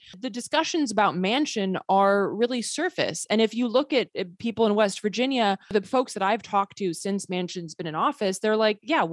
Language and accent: English; Sweden; moved away; I grew up partially in Sweden. I'm a Swedish citizen